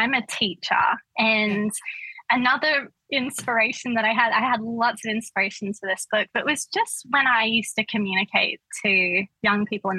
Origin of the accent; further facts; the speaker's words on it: Redcliffe, Queensland, Australia; I grew up in Queensland, in Redcliffe